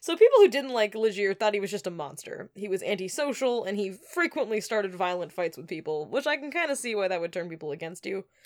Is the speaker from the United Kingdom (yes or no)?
no; Alberta, Canada; also born or lived in Moncton, New Brunswick, Canada; now in New York, United States; I grew up in Alberta.